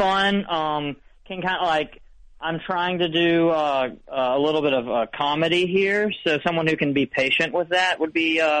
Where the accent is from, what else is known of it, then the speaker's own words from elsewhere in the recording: Alabama, United States; now in New York City, United States; I'm actually from Alabama